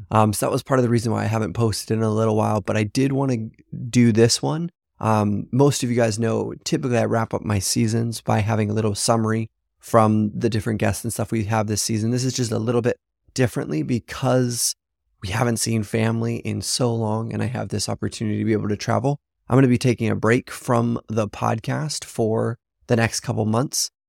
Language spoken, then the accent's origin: English; Papua New Guinea; now in China; a friend that I grew up with in Papua New Guinea, actually, which is pretty incredible. We'll have some other friends from Papua New Guinea there.